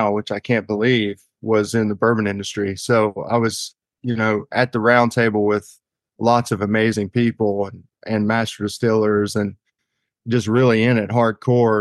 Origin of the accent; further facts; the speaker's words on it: Eastern Kentucky, United States; born and raised in Kentucky.